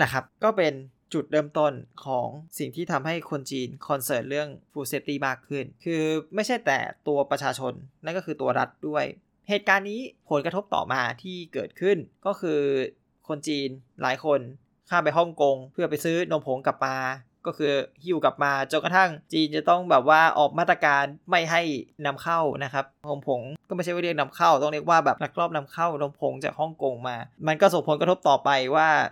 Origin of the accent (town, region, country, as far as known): Thailand; also born or lived in China